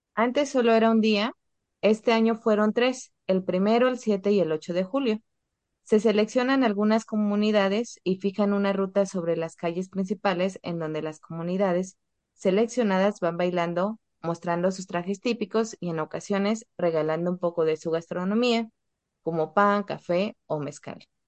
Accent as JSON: {"language": "Spanish", "region": "Oaxaca", "country": "Mexico"}